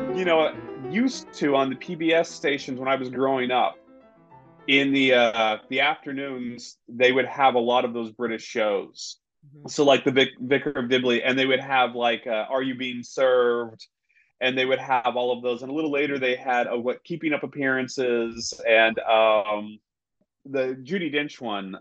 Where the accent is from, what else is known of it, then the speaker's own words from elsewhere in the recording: Southwest Missouri, United States; moved away; that's how I ended up growing up in Southwest Missouri